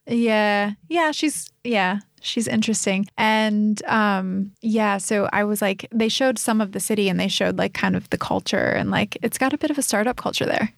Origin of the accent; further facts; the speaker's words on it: American Midwest, United States; moved away as an adult; also born or lived in New York City / Boulder, Colorado; now in Sydney, Australia; I grew up in the American Midwest